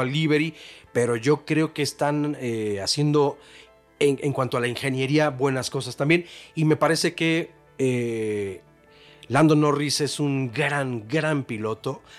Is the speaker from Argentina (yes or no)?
no; Mexico; Somos mexicanos